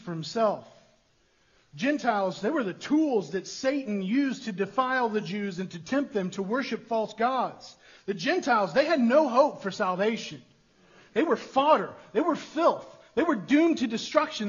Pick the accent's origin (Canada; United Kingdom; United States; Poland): United States; us as westernized American individualists